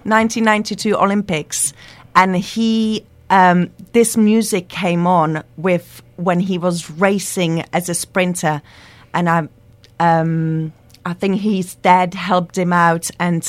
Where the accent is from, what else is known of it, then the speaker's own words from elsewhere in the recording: Liberec, Liberec Region, Czechia; English is a second language; now in United Kingdom; Liberec, which is my hometown